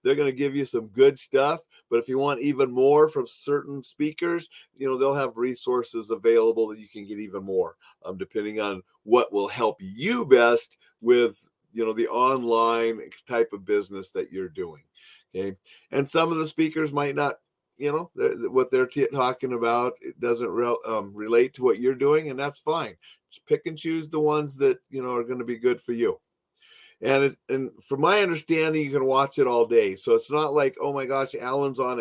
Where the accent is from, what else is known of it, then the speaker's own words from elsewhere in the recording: Montana, United States; I'm from Montana